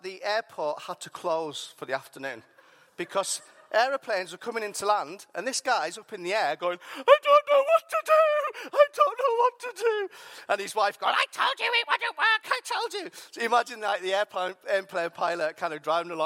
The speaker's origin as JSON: {"language": "English", "town": "Whitehaven", "region": "North West England", "country": "United Kingdom", "tie": "born or raised there", "said": "I grew up there, I'm from there"}